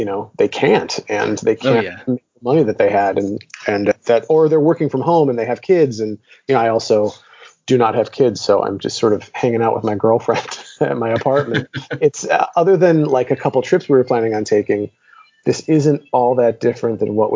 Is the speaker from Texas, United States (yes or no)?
no; Detroit, Michigan, United States; moved away as an adult; also born or lived in Chicago; now in Los Angeles, United States; I'm originally from Detroit. I grew up in Detroit and then I went to college in Chicago